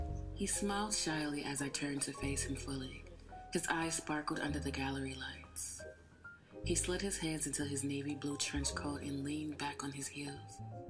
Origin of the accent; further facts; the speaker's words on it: Toronto, Ontario, Canada; now in Brooklyn, United States; Well, I was born and raised in Toronto, but moved to the States for college. I've been in Brooklyn for about 2 years, and the art world has been kind to me.